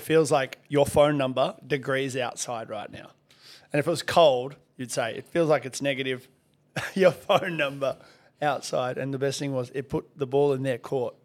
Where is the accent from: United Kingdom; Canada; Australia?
Australia; Perth, Western Australia; also born or lived in Soviet Union; since I moved here to Australia from the Soviet Union